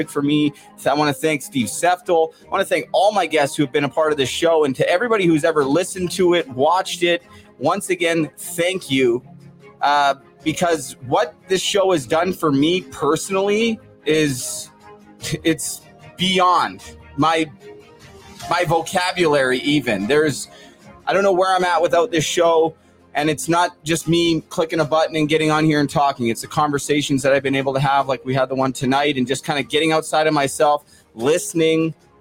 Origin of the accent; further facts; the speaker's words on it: Port Coquitlam, British Columbia, Canada; I'm from Port Coquitlam.